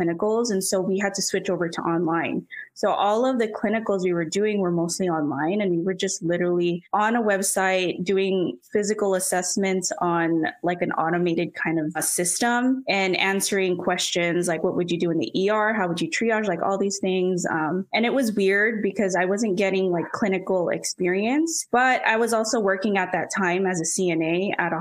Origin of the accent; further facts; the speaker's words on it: Orange County, Southern California, United States; I'm from Southern California, specifically Orange County